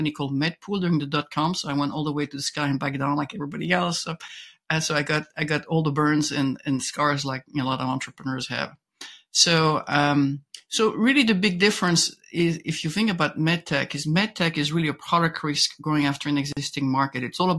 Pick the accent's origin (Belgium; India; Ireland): Belgium; accent: French twist; English is a second language; moved away as an adult; I was born in Belgium. I got a master in engineering there, went to Harvard, learned English at Harvard Business School